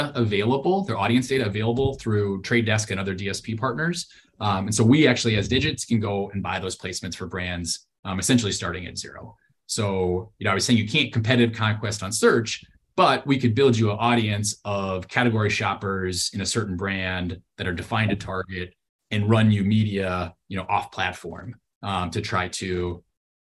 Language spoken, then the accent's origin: English; Wisconsin, United States; Tombstone Pizza or something, which is what I grew up with in Wisconsin